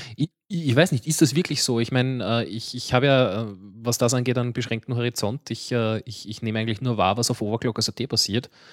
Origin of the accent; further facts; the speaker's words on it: Baden, Lower Austria, Austria; ich bin nicht einmal in Mödling geboren, ich bin noch weiter im Süden geboren